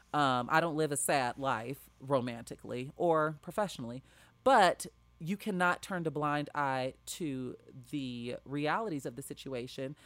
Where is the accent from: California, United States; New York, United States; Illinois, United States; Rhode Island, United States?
Illinois, United States; Chicago; my hometown of Chicago, Illinois